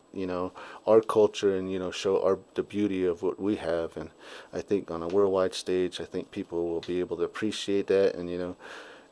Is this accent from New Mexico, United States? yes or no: yes; Shiprock, New Mexico, United States; now in Bloomfield, United States; I was born in Shiprock, New Mexico, and I'm currently based out of Bloomfield, New Mexico